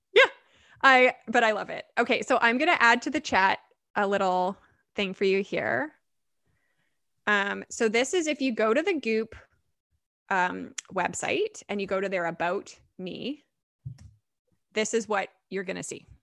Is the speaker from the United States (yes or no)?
no; Vancouver, British Columbia, Canada; I grew up in Vancouver.